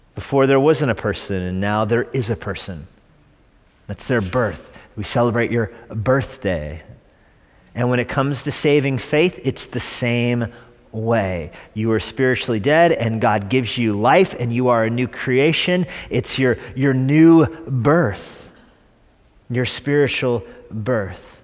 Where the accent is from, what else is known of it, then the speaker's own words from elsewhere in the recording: New Mexico, United States; I was born in New Mexico.